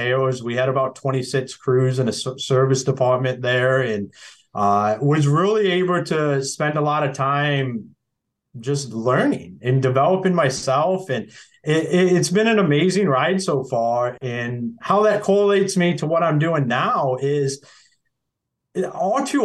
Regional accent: Akron, Ohio, United States; moved away as an adult; also born or lived in Michigan; I'm originally from Akron, Ohio. So we got a hospital there

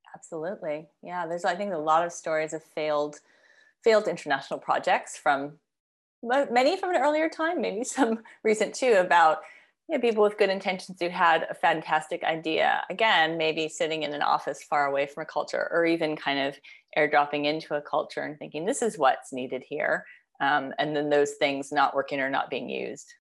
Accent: United States; as an American, as a Westerner

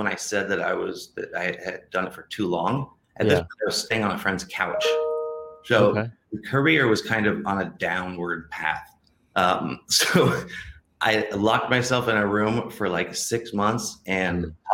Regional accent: Ohio, United States; moved away as an adult; also born or lived in California; I grew up in Ohio

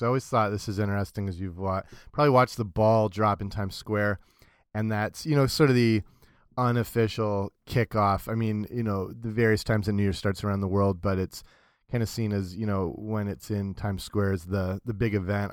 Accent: London, Ontario, Canada; my hometown, London, Ontario

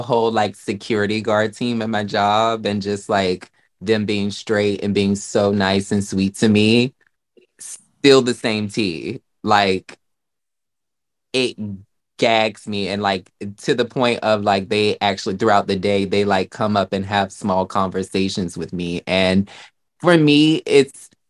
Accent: the South, United States; now in New York, United States; I'm from the South

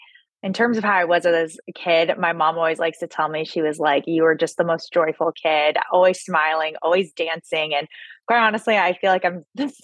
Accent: San Clemente, California, United States; also born or lived in New York; I was born and raised in Southern California, grew up in a small beach town down in South Orange County called San Clemente.

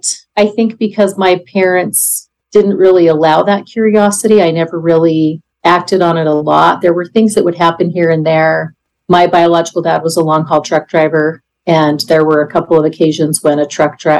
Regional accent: Idaho, United States; I am 54 years old and I'm from Idaho.

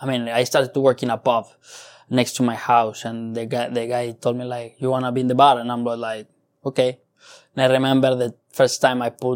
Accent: San Luis Potosí, Mexico; moved away as an adult; now in London, United Kingdom; I'm from Mexico. Yeah. I'm from a city called San Luis Potosi.

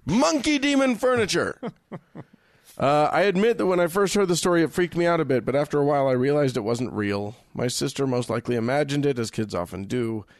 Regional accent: West Virginia, United States; I'm an atheist from West Virginia.

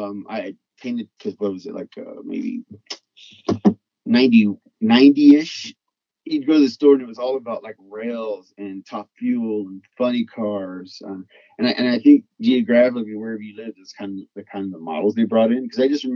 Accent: Texas, United States; also born or lived in Louisiana; Well, I grew up in Texas and Louisiana, more in the, let's call it the lower income sections.

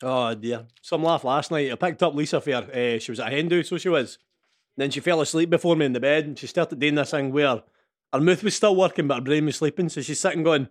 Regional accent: Scotland, United Kingdom; accent: Scottish

